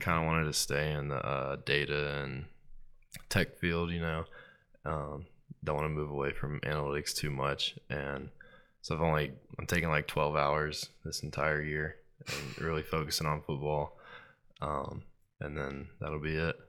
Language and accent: English; Starkville, Mississippi, United States; now in New Orleans, United States; growing up in Starkville